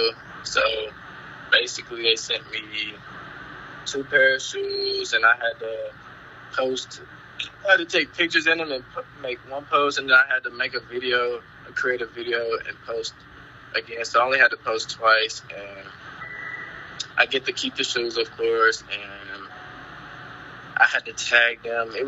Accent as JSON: {"language": "English", "town": "Charlotte", "region": "North Carolina", "country": "United States", "tie": "born or raised there", "said": "I'm from Charlotte, North Carolina. Born and raised."}